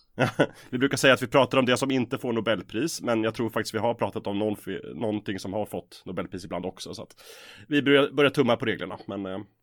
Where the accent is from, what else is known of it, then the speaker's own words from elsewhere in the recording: Östersund, Jämtland, Sweden; also born or lived in Umeå; now in Stockholm, Sweden; Jag är uppvuxen i Norrland, Östersund